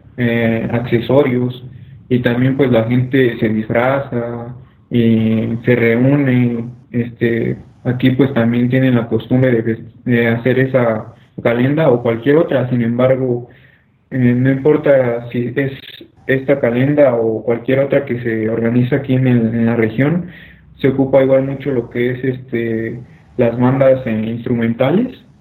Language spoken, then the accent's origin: Spanish; Mexico; como mexicanos